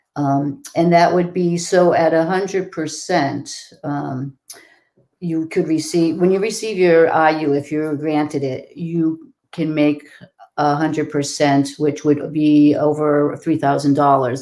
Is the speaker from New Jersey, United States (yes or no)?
no; Massachusetts, United States; I am from Massachusetts